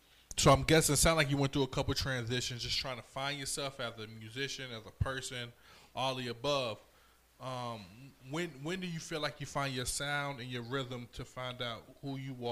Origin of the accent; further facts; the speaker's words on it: Virginia, United States; I'm from Virginia. Okay, we from Virginia, 757. We get it. We repping.